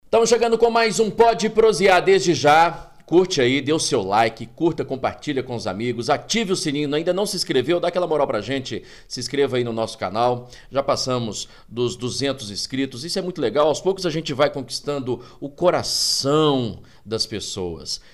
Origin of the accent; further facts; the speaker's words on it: Bambuí, Minas Gerais, Brazil; also born or lived in Goiás; minha infância, assim, lá em Bambuí